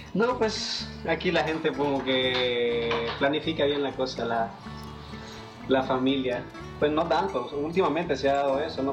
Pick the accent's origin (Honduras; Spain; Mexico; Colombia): Honduras; El Paraíso; now in Tegucigalpa, Honduras; Yo soy originario del departamento del Paraíso, municipio del Paraíso